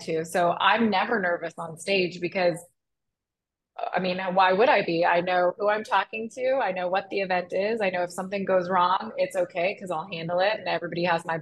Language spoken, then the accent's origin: English; Arlington, Texas, United States; moved away as an adult; also born or lived in Chicago, United States; I grew up in Arlington